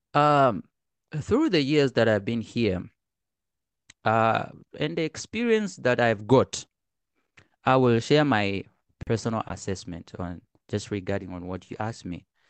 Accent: Arusha, Tanzania; now in China; I'm from Tanzania. I was born in Arusha.

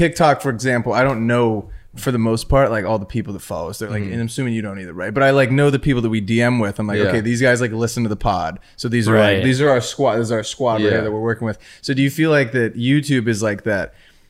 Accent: Riverside, California, United States; Not in my hometown. Riverside, California.

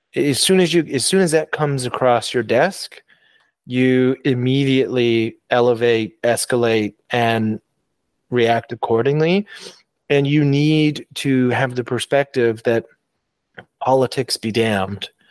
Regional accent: Canada

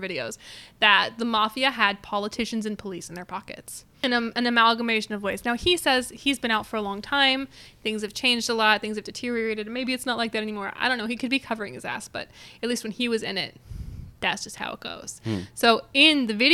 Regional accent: the Southern United States, United States; I'm from the South

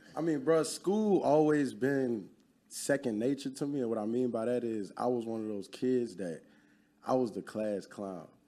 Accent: Baton Rouge, Louisiana, United States; also born or lived in New Orleans / Lafayette; I'm originally from Louisiana, born in New Orleans. That's where a lot of my family lineage come from.

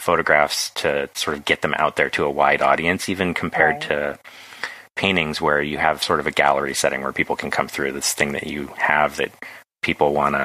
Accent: Carmel Valley, California, United States; moved away; it's about my hometown

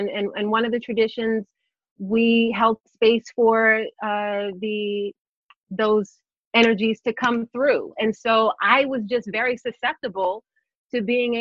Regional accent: Plainfield, New Jersey, United States; Born and raised Plainfield, New Jersey

